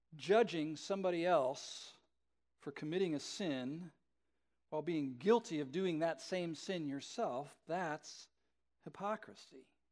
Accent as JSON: {"language": "English", "region": "Southern California", "country": "United States", "tie": "born or raised there", "said": "I grew up in Southern California in the sixties and seventies."}